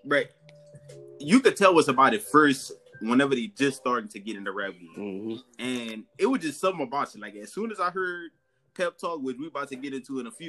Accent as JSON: {"language": "English", "region": "Louisiana", "country": "United States", "said": "I'm from Louisiana too"}